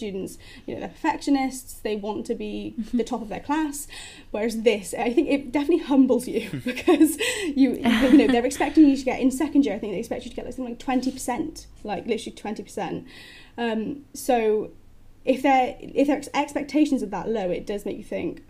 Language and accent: English; Cardiff, Wales, United Kingdom; moved away as an adult; now in Plymouth, United Kingdom; I'm originally from Wales, so I'm from Cardiff